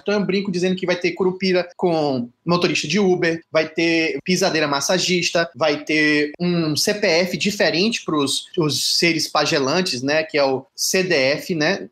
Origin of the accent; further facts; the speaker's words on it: Salvador, Bahia, Brazil; eu sou de Salvador, na Bahia